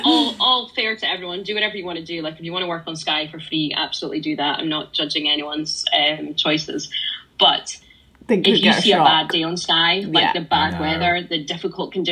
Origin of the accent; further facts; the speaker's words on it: Scotland, United Kingdom; I'm Scottish and I'm based in Scotland